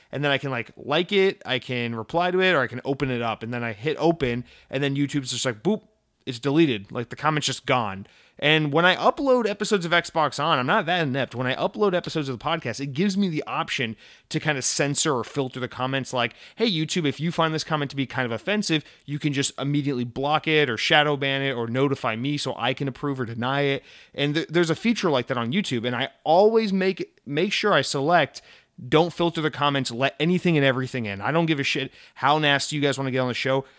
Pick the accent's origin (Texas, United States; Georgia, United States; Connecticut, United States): Georgia, United States; moved away as an adult; I moved from Georgia.